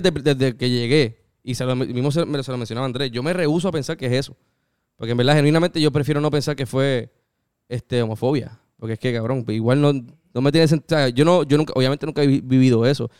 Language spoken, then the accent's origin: Spanish; Puerto Rico; Y yo, pues, borigua.